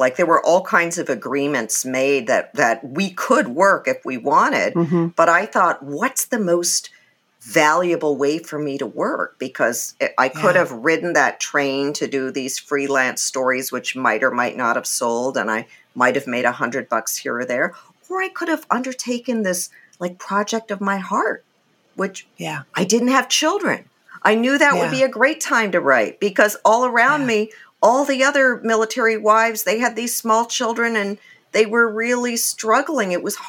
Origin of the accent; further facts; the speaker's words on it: England, United Kingdom; born there; I was born in England. My dad is from India. My mom is from Germany.